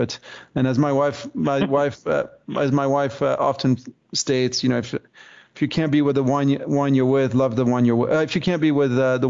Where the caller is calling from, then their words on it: British Columbia, Canada; right now I'm dialing in from Vancouver Island, where I have my house.